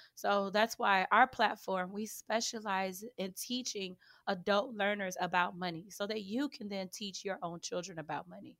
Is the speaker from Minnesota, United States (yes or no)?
no; Chicago, Illinois, United States; I grew up on the south side of Chicago, so if you guys say I'm sounding funny or if I have a little accent, that's the reason why